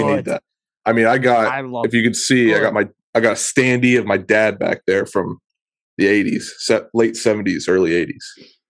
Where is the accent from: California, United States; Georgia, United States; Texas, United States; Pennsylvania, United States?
Pennsylvania, United States; Beaver County, Western; So yeah, I'm just like these guys from Western PA, grew up loving sports.